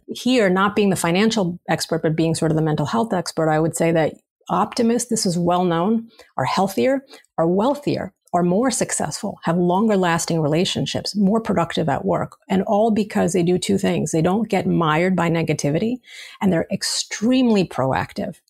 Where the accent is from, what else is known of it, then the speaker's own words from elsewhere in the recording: New York City, New York, United States; as a New Yorker